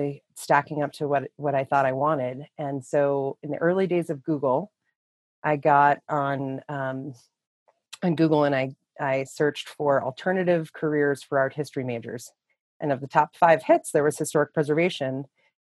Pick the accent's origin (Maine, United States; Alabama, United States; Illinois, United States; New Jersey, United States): New Jersey, United States; northern; now in Wyoming, United States; I grew up in a small town in northern New Jersey